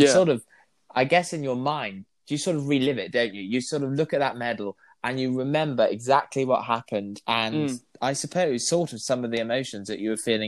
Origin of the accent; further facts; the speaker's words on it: London, United Kingdom; in London, in my hometown.